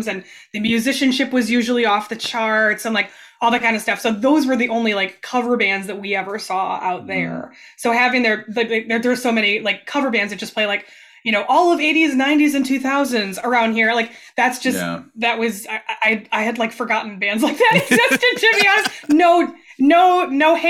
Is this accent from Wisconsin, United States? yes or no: yes; Green Bay, Wisconsin, United States; moved away as an adult; also born or lived in San Francisco Bay Area; I'm from Wisconsin originally, but we just came back a year ago